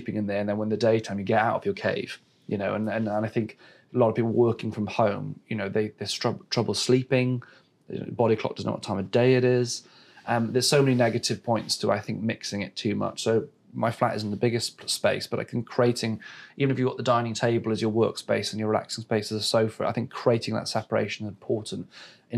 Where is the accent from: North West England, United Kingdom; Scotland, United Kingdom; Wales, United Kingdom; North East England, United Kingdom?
Wales, United Kingdom; West; now in London, United Kingdom; I was born in West Wales and very fortunate to live in the countryside. And I spent my childhood running around fields and tree houses